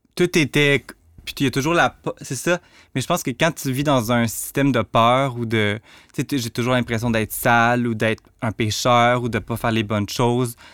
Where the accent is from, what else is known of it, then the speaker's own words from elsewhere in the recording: Rivière-du-Loup, Quebec, Canada; moved away; also born or lived in Montreal; je viens de Rivière-du-Loup, j'ai grandi dans un milieu très redneck